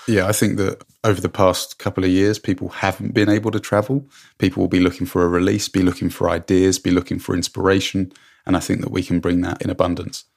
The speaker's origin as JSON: {"language": "English", "region": "England", "country": "United Kingdom", "also_born_or_lived": "Hong Kong", "moved": "as an adult", "lives_now": "Canada", "said": "When I came home from Hong Kong, it was never my plan to stay in England."}